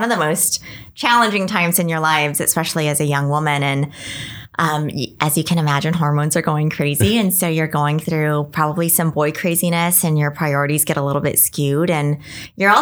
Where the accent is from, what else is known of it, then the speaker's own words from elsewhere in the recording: El Paso, Texas, United States; now in Washington, United States; I grew up in Texas, so we were not exposed to snow sports at all